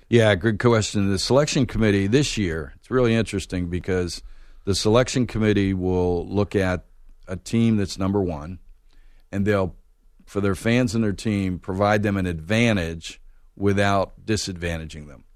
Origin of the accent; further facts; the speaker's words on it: Pittsburgh, Pennsylvania, United States; moved away as an adult; also born or lived in Raleigh, North Carolina; now in Atlanta, United States; I grew up in Pittsburgh